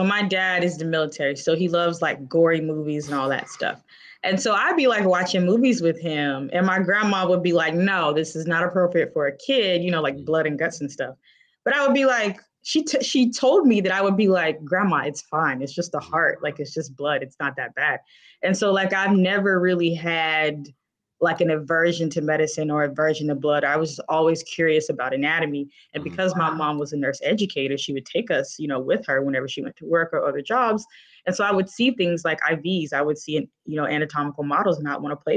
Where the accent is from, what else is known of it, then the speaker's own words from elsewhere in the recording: Tallahassee, Florida, United States; moved away as an adult; now in Cleveland, United States; I grew up in Tallahassee, Florida, Wakulla County, Florida